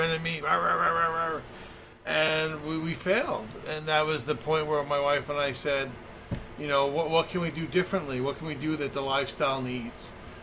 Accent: United States; Originally from New York.

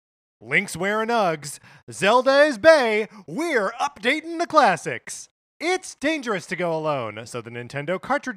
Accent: Kenosha, Wisconsin, United States; this is a landmark store that I went to on my recent visit to my hometown of Kenosha, Wisconsin.

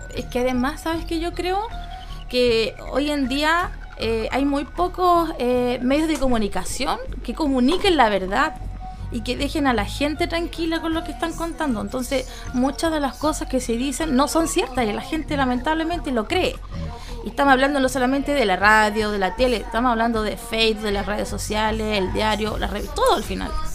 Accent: San Felipe, Valparaíso, Chile; yo nací en San Felipe y soy son Felipeña al 100%

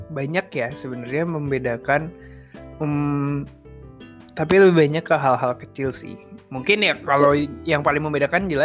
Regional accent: West Nusa Tenggara, Indonesia; born there; Sekarang aku lagi di kota kelahiran gue nih, lagi di Lombok.

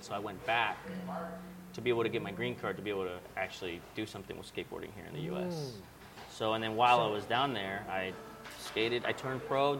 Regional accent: Mexico City, Mexico; also born or lived in Chicago; now in Long Beach, United States; I'm from Mexico City, and that's pretty much where the taco originated from

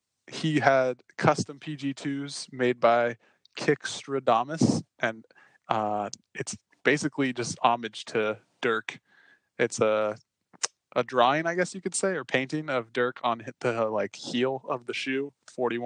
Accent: United States; we're American

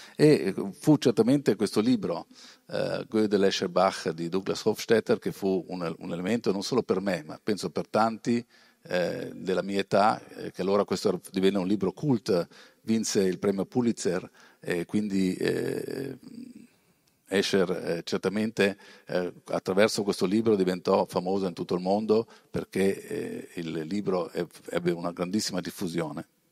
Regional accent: Bressanone, Trentino-Alto Adige, Italy; io sono di Bressanone, in provincia di Bolzano. Poi vedrete però i miei, le mie origini, i miei genitori vengono dalla Calabria, però sono trasferiti a Bolzano, è il primo capoguerra, io sono nato lì, sono cresciuto lì

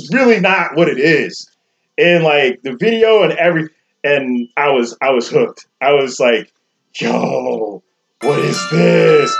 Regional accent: New York, United States; moved away; I grew up in New York, so I was always into, like, house and reggae and rap

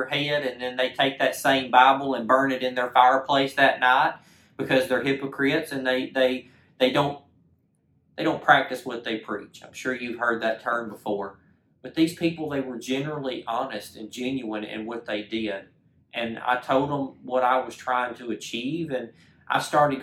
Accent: Clanton, Alabama, United States; I'm originally from Clanton, Alabama, okay, small town in the middle of Alabama

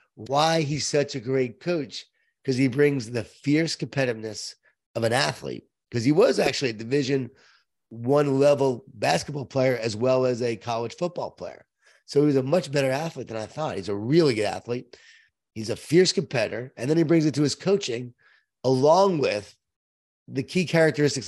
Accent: Long Island, New York, United States; I was from Long Island

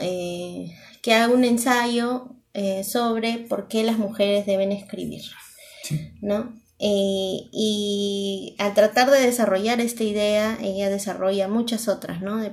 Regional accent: Peru; nosotros somos de Perú

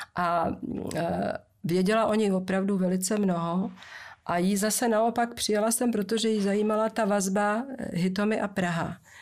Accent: Moravia, Czechia; když jsem jezdila u nás na Moravě dřevákem z Valmezu do Rožnova

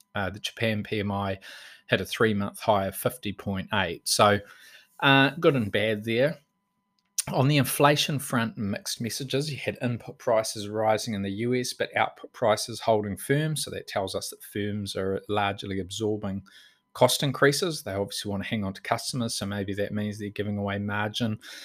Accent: Auckland, New Zealand; now in Bay of Plenty, New Zealand; I was born in Auckland and, um, went to primary school there

